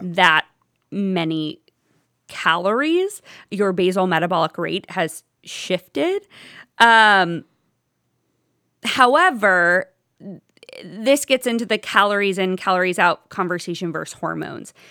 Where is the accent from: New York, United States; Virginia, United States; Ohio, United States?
Ohio, United States; Toledo; moved away as an adult; also born or lived in Oxford, Ohio; now in Cleveland, United States; I'm originally from Toledo